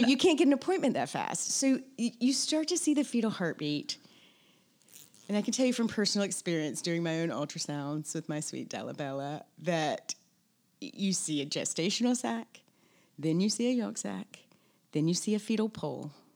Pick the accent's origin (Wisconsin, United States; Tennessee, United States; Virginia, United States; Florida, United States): Tennessee, United States; moved away as an adult; also born or lived in Mississippi; now in Charleston, United States; I was born in Mississippi, I grew up in Tennessee